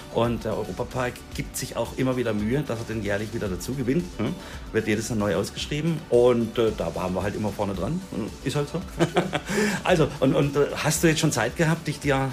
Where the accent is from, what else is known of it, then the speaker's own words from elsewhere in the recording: Offenburg, Baden-Württemberg, Germany; ich komme aus Offenburg